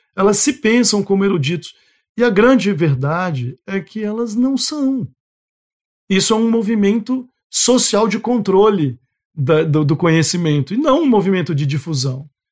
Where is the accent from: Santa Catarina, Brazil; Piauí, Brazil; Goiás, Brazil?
Goiás, Brazil; now in Rondônia, Brazil; eu sou de Goiás